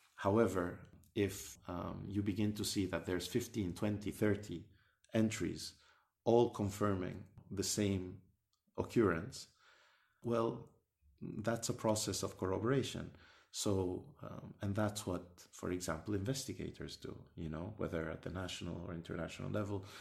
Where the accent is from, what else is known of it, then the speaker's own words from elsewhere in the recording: Sudan; moved away; I come from Sudan, uh, originally